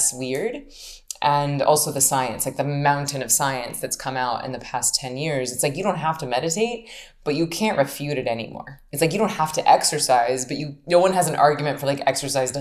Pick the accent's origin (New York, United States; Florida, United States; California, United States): Florida, United States; Tallahassee; I'm from Tallahassee, Florida. So it's about 7 minutes from the Georgia line. It's real Southern. I grew up doing theater